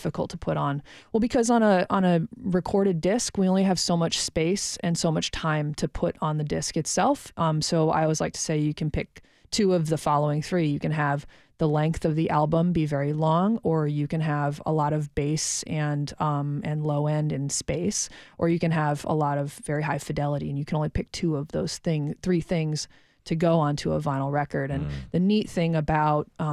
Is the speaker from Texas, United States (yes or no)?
no; Detroit, Michigan, United States; also born or lived in Ann Arbor, Michigan; I grew up just outside of Detroit